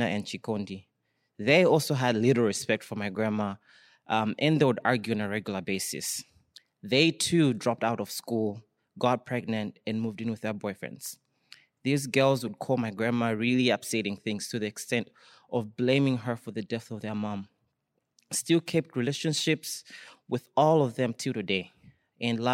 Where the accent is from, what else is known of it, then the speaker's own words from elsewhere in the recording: Malawi; moved away; it's growing up in my household back home in in Malawi. For those who don't know, I'm from Malawi